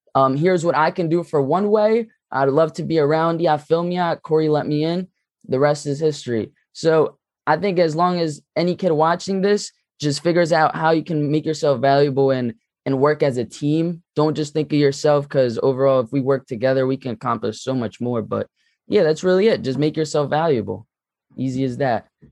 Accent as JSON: {"language": "English", "town": "Philadelphia", "region": "Pennsylvania", "country": "United States", "said": "I'm from Philly"}